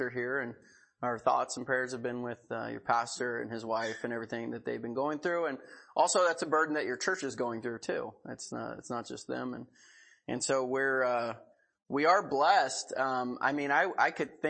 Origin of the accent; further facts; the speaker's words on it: Seattle, Washington, United States; also born or lived in Pensacola, Florida / Hillsboro; I'm from Seattle